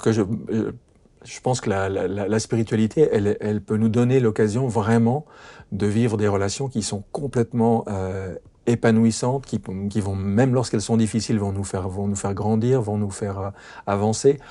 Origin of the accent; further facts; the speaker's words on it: France; chez nous en France